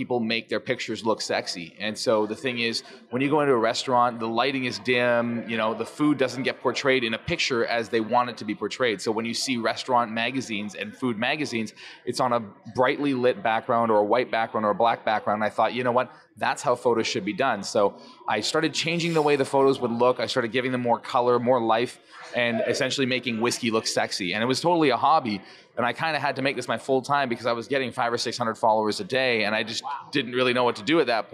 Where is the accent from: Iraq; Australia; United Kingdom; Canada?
Canada; I'm the only Canadian, so maybe they love the fact that I'm Canadian